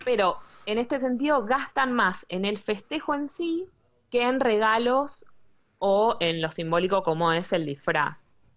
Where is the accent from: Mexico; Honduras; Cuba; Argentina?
Argentina; now in Germany; nosotros como argentinos